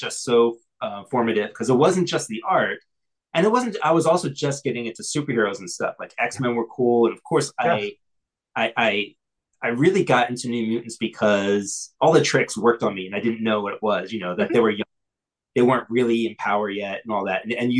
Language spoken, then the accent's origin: English; Texas, United States; born there; even though I was born in Texas, I was very much of a Northeastern snobby kind of mindset.